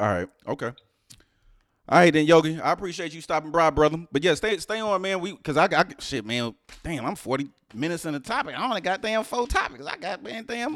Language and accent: English; Houston, Texas, United States; now in New Jersey, United States; I'm from Houston, I'm from H-Town